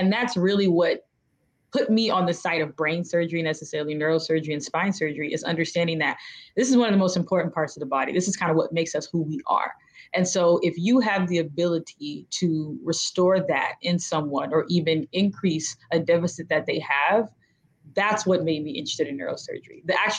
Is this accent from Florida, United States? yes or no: yes; Tallahassee, Florida, United States; It was actually amazing. I mean, I like being a small town girl. I like being in a place where you don't really have to lock your doors or worry about who's next to you.